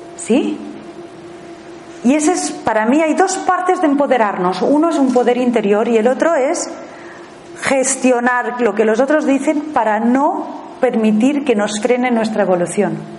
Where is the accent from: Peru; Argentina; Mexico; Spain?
Spain; also born or lived in Thailand; me fui fuera a vivir fuera de España